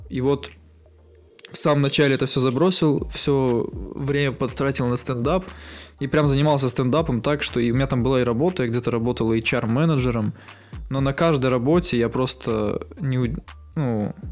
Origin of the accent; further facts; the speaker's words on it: Yekaterinburg, Sverdlovsk Oblast, Russia; мы с Урала